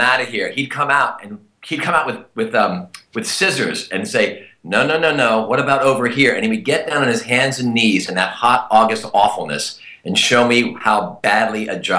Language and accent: English; Harrisburg, Pennsylvania, United States; now in California, United States; I grew up in Harrisburg.